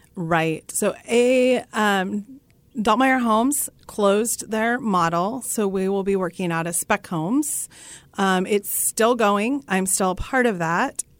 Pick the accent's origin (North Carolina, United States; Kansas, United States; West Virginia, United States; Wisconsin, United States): Kansas, United States; Russell; my hometown of Russell, Kansas